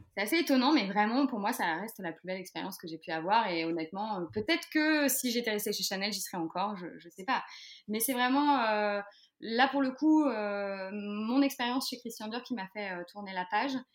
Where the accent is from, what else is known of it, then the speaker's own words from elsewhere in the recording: Les Sables-d'Olonne, Pays de la Loire, France; moved away as an adult; also born or lived in Paris; j'ai quitté Paris, je suis revenue aux sources, donc au Sable d'Olonne